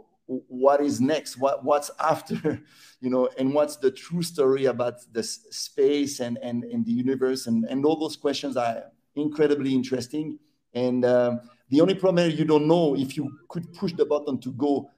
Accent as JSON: {"language": "English", "region": "Neuchâtel", "country": "Switzerland", "tie": "born or raised there", "said": "I would be 10 years old in Neuchâtel, my hometown."}